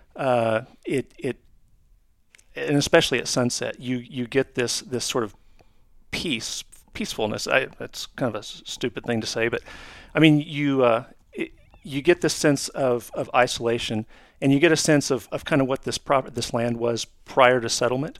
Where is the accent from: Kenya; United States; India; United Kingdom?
United States; Oklahoma; my home state of Oklahoma